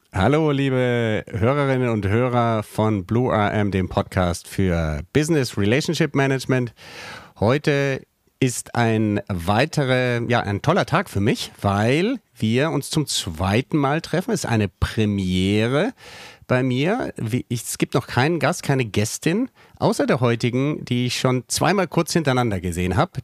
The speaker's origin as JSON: {"language": "German", "town": "Bonn", "region": "North Rhine-Westphalia", "country": "Germany", "tie": "born or raised there", "said": "ich bin dann in Bonn am Rhein aufgewachsen."}